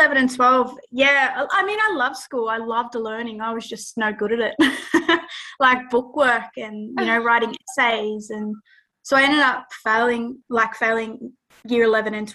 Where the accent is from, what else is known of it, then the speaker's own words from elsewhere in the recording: Dubbo, New South Wales, Australia; I grew up on my country, Wiradjuri Nation, the center of the universe